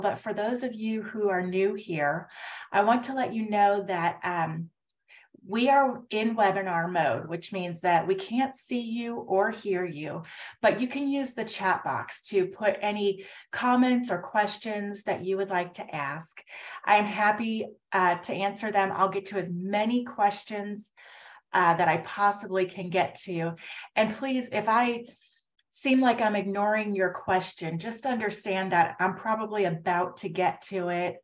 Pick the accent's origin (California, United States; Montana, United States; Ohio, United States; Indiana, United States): Indiana, United States; now in Houston, United States; I grew up in Indiana. Um, uh, kind of near Chicago, but in Indiana